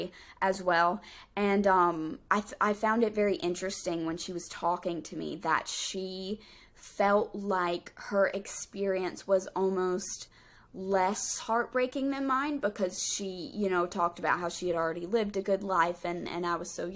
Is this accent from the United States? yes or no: yes; North Carolina, United States; We're both like from North Carolina